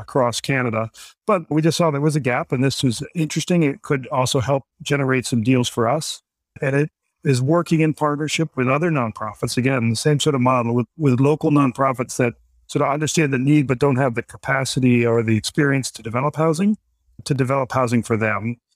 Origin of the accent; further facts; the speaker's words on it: Washington, District of Columbia, United States; also born or lived in New York; now in Vermont, United States; I'm originally from Washington, D C.